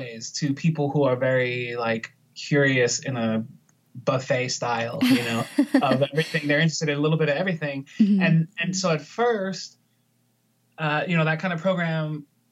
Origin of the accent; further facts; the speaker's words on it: Puerto Rico; I was born in Puerto Rico